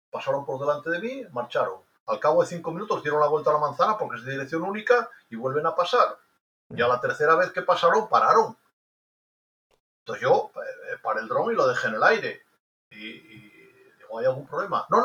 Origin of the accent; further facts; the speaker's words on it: Spain; Llevo la bandera de España aquí porque soy español.